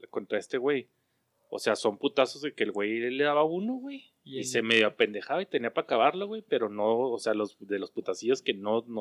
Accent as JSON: {"language": "Spanish", "country": "Mexico"}